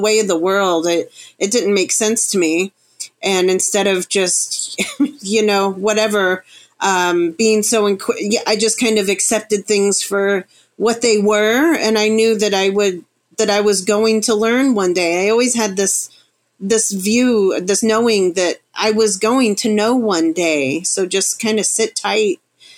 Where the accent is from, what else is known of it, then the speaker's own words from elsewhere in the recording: Florida, United States; also born or lived in Chicago, United States / Arkansas, United States; And prior to that, I was in the Ozarks, the Ozark Mountain Range in Arkansas. But I grew up in South Florida, born in Chicago. So I've been around.